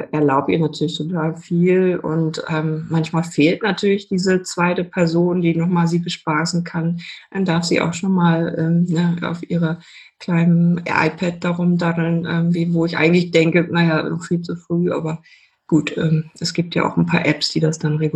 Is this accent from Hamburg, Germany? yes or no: yes; Hamburg, Germany; Genau, also bei mir war das so, ich komme aus Hamburg, war sehr kreativ, habe ganz viel gemalt, meine ganze Jugend immer nur gesessen und gemalt